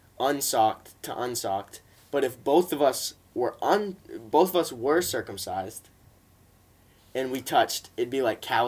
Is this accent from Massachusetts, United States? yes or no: yes; Lawrence, Massachusetts, United States; But I'm actually kind of technically Dominican because I was born in Lawrence, Mass.